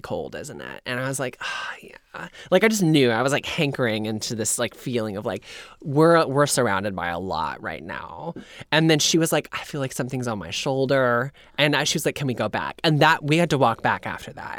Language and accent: English; Indiana, United States; moved away; also born or lived in Kentucky; I grew up in Indiana